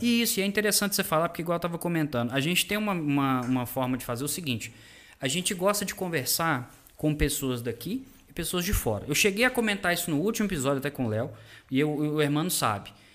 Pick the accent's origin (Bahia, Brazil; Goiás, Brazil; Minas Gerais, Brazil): Minas Gerais, Brazil; Belo Horizonte; moved away as an adult; now in Sete Lagoas, Brazil; Eu não sou de Sete Lagoas, eu sou de Belo Horizonte, nascido lá. Só que, cara, vim pra cá a trabalho